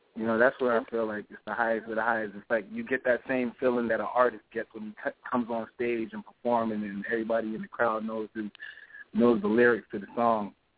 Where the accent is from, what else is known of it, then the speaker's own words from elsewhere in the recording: Hartford County, Connecticut, United States; I'm from Connecticut, the Hartford County area